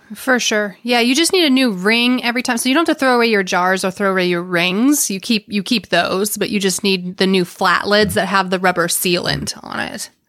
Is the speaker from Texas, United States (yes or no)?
yes; Texas, United States; As a Texan